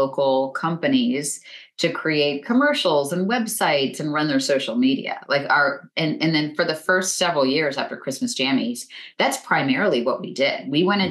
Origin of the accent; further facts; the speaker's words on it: west coast of Florida, United States; moved away; I grew up in Florida, on the west coast of Florida